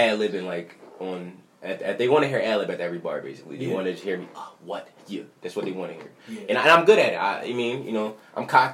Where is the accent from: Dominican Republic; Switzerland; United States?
United States; Philadelphia, Pennsylvania; I'm from Uptown